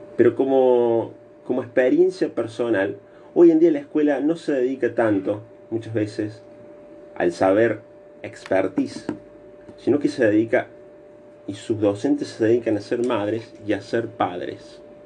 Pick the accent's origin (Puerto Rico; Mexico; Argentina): Argentina; nosotros como argentinos